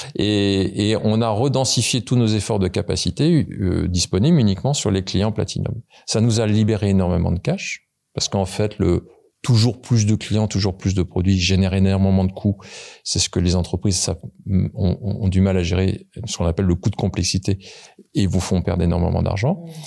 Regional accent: Paris region, Île-de-France, France; je suis né en région parisienne

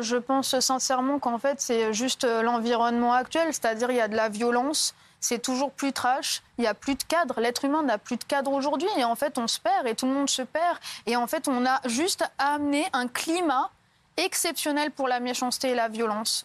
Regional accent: Lattes, Occitania, France; j'ai 22 ans et je viens de Latte à côté de Montpellier

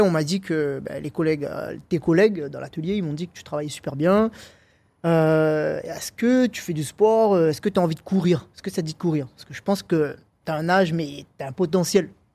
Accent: Réunion; moved away as an adult; also born or lived in Paris; quand j'étais chez moi à la Réunion

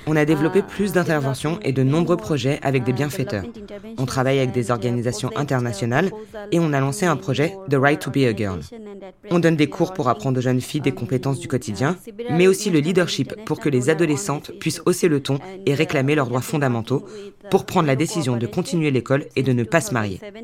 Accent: Bagerhat, Khulna Division, Bangladesh; Je viens du uh, sud du Bangladesh, du Bagharat

